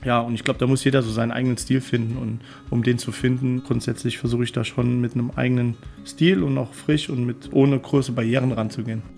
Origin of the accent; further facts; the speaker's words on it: Orscholz, Saarland, Germany; also born or lived in Mainz / Melbourne / Munich; Ich bin aufgewachsen in Orscholz, habe dort bis äh, ich 14 war gelebt